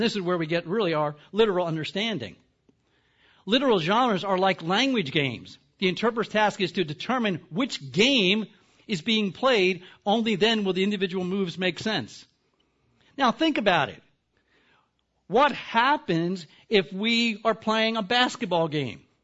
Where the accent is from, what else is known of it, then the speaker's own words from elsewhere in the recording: the East, East Coast, United States; I'm from the East.